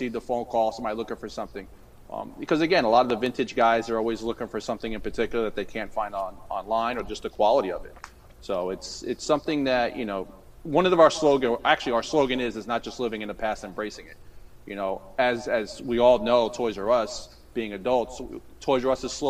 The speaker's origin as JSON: {"language": "English", "town": "Yonkers", "region": "New York", "country": "United States", "moved": "yes", "lives_now": "Florida, United States", "said": "I'm originally from New York, Yonkers, New York."}